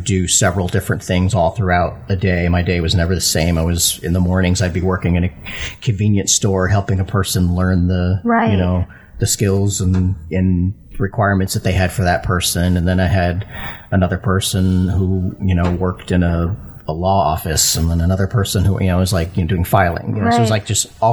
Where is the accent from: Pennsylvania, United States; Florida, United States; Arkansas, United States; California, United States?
Florida, United States; Sarasota; also born or lived in Connecticut; I was born in Connecticut, moved to Florida, to Sarasota when I was 3